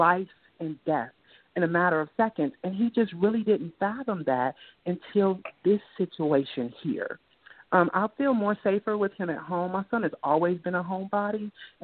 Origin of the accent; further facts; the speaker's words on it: Inglewood, California, United States; growing up in Inglewood, California